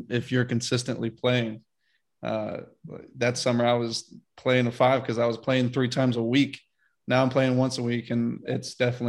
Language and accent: English; Birmingham, Alabama, United States; moved away; also born or lived in Nashville; And I'm from Birmingham.